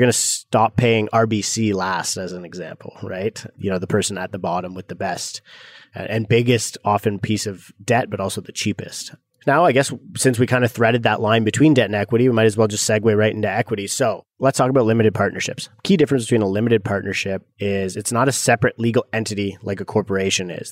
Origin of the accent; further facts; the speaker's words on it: Canada; growing up in Canada